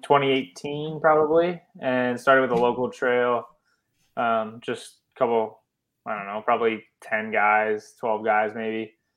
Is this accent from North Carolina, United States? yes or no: no; Connecticut, United States; I'm from Connecticut